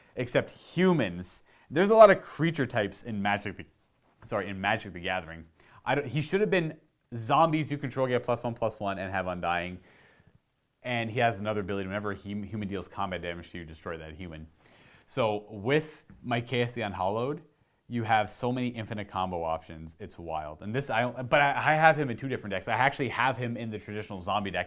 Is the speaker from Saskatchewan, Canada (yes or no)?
no; Hamilton, Ontario, Canada; I was born in Hamilton, which is Hamilton, Ontario, so, like, myself, my mother, my mother's parents were all born here in Ontario, Canada